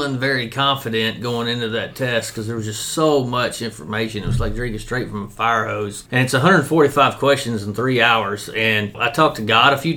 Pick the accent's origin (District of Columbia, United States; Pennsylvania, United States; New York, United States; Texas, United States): Texas, United States; Corrigan; moved away as an adult; now in Lufkin, United States; I grew up in Corgan, Texas, and joined the Army in the summer of 2000